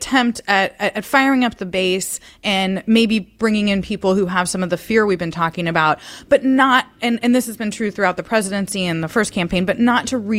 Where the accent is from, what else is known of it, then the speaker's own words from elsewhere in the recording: California, United States; as a Californian